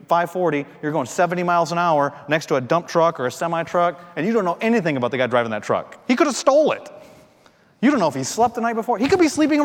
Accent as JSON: {"language": "English", "region": "Michigan", "country": "United States", "moved": "yes", "lives_now": "North Carolina, United States", "said": "I'm from Michigan."}